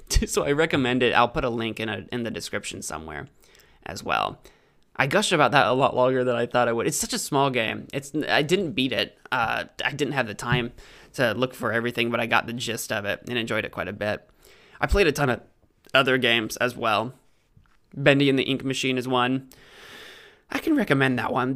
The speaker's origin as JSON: {"language": "English", "country": "United States", "said": "I'm an American"}